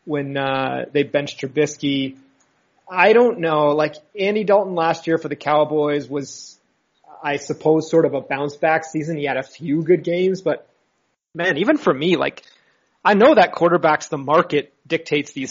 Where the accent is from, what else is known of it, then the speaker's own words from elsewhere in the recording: Canada; I'm Canadian.